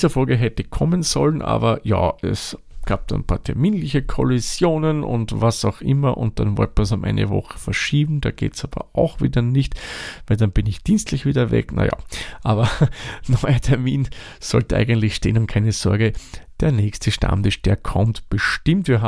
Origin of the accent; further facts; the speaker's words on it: Lower Austria, Austria; now in Vienna, Austria; ich komme nicht aus Wien, ich wohne ja jetzt hier, aber komme ursprünglich aus dem hohen Norden von Österreich, aus dem Waldviertel.